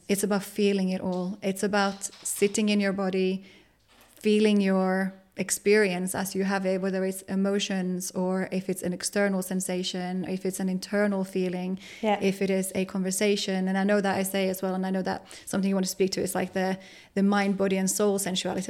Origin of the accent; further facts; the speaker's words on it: Finland; moved away as an adult; my hometown